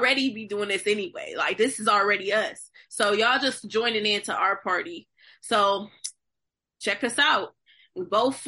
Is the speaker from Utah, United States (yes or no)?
no; Akron, Ohio, United States; now in Pittsburgh, United States; I'm originally from Akron, Ohio, residing in Pittsburgh, Pennsylvania